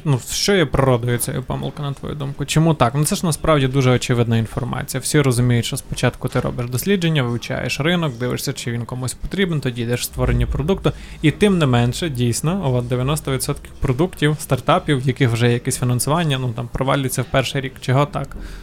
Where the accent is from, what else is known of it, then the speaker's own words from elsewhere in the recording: Ukraine; в нас в Україні